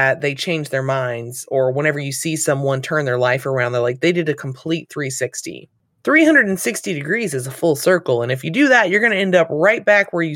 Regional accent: the South, Southern United States, United States; as a Southerner

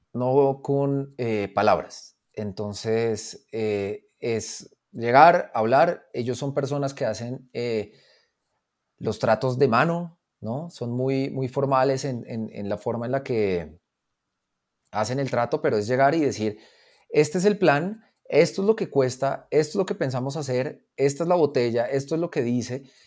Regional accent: Colombia

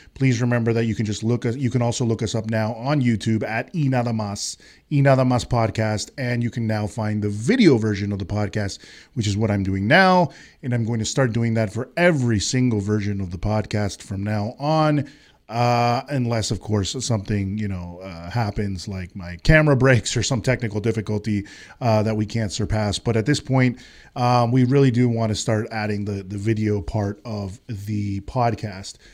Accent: Colombia; I am from Colombia. I am Hispanic

